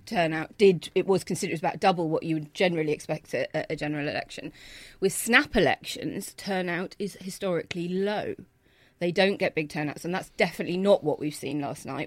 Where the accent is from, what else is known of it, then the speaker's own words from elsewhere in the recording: Belfast, Northern Ireland, United Kingdom; I grew up in Belfast